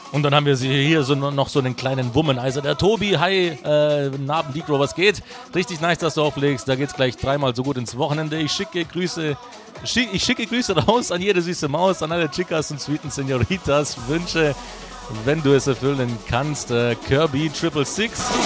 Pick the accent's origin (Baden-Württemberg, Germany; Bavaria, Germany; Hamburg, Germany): Baden-Württemberg, Germany; Stuttgart; accent: Swabian; moved away as an adult; now in Karlsruhe, Germany; Ich komme ursprünglich aus Stuttgart